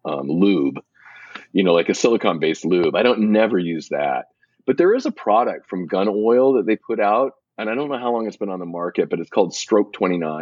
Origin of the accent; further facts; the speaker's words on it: Pacific Northwest, United States; I grew up in the Pacific Northwest